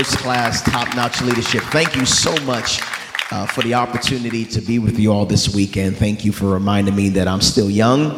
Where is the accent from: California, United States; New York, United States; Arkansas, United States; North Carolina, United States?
New York, United States; I'm from New York.